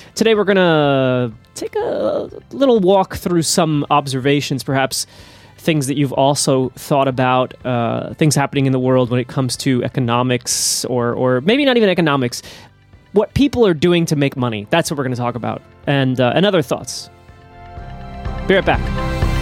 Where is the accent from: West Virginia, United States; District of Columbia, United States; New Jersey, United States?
New Jersey, United States; moved away; my home state of New Jersey